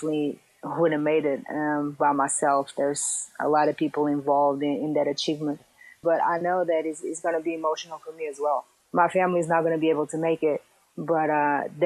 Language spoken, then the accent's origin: English; Portugal; moved away as an adult; growing up in Portugal, in a very small city, it's a small country that is basically soccer dominated